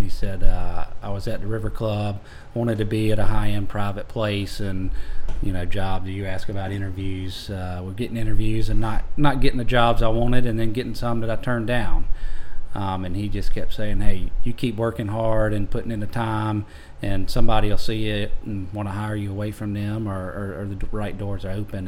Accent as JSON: {"language": "English", "town": "Augusta", "region": "Georgia", "country": "United States", "tie": "born or raised there", "also_born_or_lived": "Johns Island, South Carolina / Tifton, Georgia", "moved": "as an adult", "lives_now": "Walterboro, United States", "said": "born and raised there in Augusta. Grew up going to the Masters"}